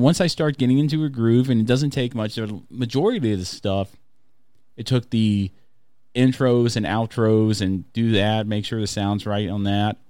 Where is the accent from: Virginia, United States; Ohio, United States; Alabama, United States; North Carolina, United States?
Alabama, United States; I grew up in Alabama